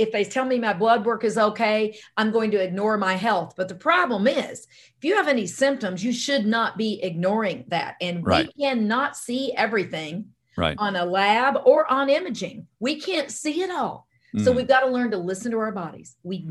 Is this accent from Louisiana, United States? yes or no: yes; Louisiana, United States; accent: Louisiana; also born or lived in Southern United States; now in Arizona, United States; You hear Louisiana, but I'm an Army brat, and I was born and raised all over the United States, but in the South for most of that time, and you're hearing Louisiana, but I've been in Arizona longer than anywhere now.